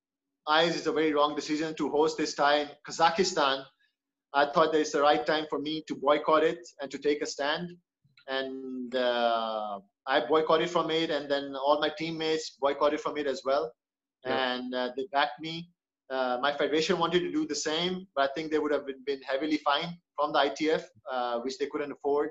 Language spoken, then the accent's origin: English; Pakistan; when things were bad at home in Pakistan